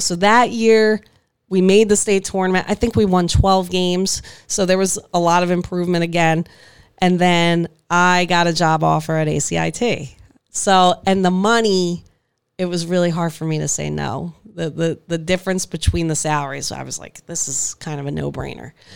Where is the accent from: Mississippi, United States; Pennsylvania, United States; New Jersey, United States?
New Jersey, United States; Hammonton; also born or lived in Mays Landing